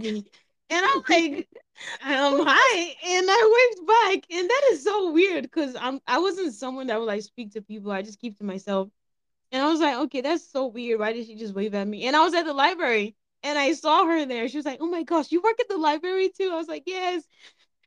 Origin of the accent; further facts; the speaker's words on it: Nigeria; I'm Nigerian.